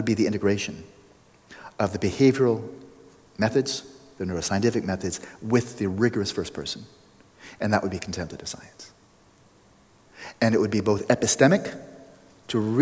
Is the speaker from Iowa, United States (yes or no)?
no; Pasadena, California, United States; my hometown, Pasadena